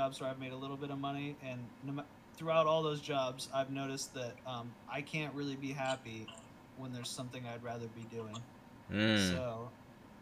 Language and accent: English; Illinois, United States; I'm from Illinois